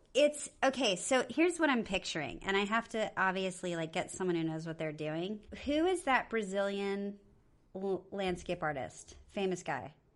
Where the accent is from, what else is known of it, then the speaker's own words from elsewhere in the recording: Okinawa, Japan; I was born in Okinawa